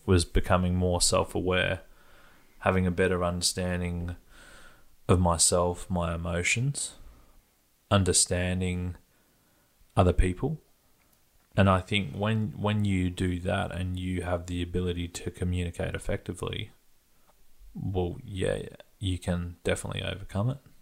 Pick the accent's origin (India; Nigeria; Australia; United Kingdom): Australia; Perth, Western Australia; growing up in Perth, at one stage I was early teens, maybe.